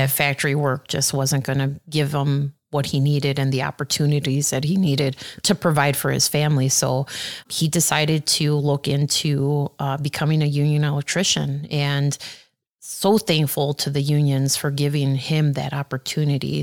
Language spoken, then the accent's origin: English; Aurora, Illinois, United States; I was born in Aurora, and um, when I was born, we lived at the on the east side of Aurora. So I lived on Pierce Street, and that was uh, I lived there until I was about in fourth grade.